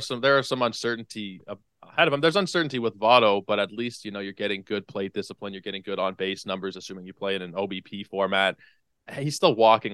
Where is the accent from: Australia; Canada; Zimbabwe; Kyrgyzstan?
Canada; as a Canadian